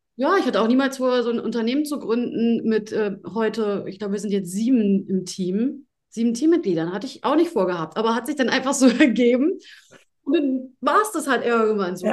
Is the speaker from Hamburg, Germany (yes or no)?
yes; Hamburg, Germany; komme ich aus Hamburg. Na, ne? ich bin Hamburger Dirn